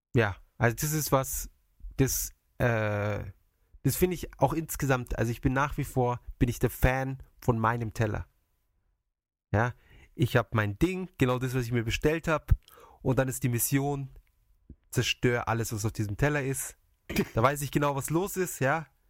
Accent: Germany; now in Japan; in meiner Heimat

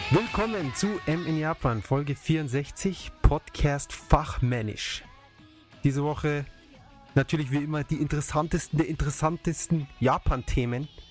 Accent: Munich, Bavaria, Germany; bei uns in München, in der Maximilianstraße

